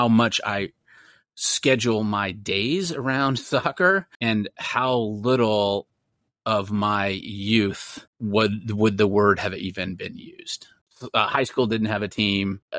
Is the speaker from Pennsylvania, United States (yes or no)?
no; Austin, Texas, United States; accent: American; also born or lived in Dripping Springs, Texas; now in San Antonio, United States; I grew up in Austin, and then a small town outside of Austin, Dripping Springs